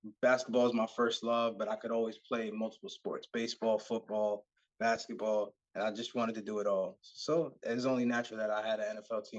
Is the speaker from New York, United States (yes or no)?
yes; New York, United States; Growing up in New York, I was always, you know, I wasn't always one of the bigger kids.